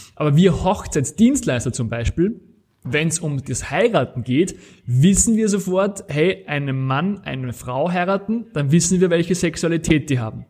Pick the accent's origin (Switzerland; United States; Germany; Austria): Austria; Das Ganze nennt sich Ver Verfahrensverzeichnis bei uns in Österreich.